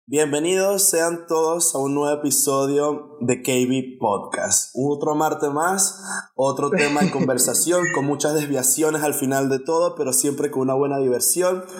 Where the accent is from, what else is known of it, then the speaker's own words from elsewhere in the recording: Venezuela; somos venezolanos